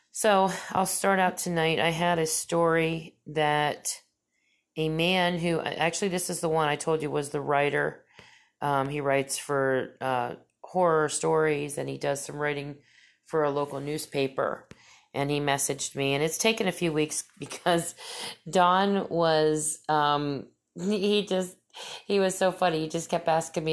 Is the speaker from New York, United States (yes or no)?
yes; New York, United States; I was raised outside New York City, though several times a year I visited family in North Carolina.